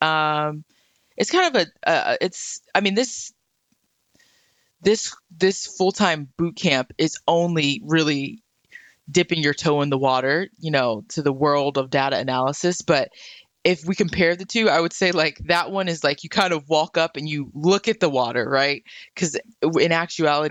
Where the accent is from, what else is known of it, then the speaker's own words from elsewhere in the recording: Murfreesboro, Tennessee, United States; also born or lived in Nashville / Chicago / France; I was born in Nashville, grew up in Murfreesboro, had all of my, you know, education in Murfreesboro